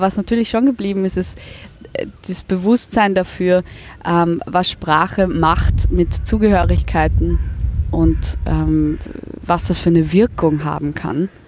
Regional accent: Germany; accent: German; von den Kollegen in der Schule als, als Deutsche beschimpft wurde und das Piefke-Wort ist oft gefallen und lustigerweise Cordoba und all das. Also da wurde ich fast gemobbt für meinen deutschen Akzent.

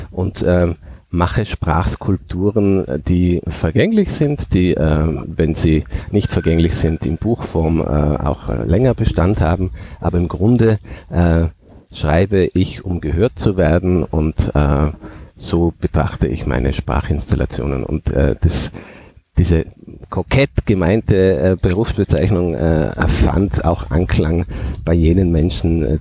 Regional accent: Nassereith, Tyrol, Austria; accent: Tyrolean Oberland dialect; ich komme aus Nassereien am Fuße des Fernwassers, das ist im Tiroler Oberland, da spricht man einen sehr harten, schroffen Dialekt, so schroff wie die Berge, die rundherum sind.

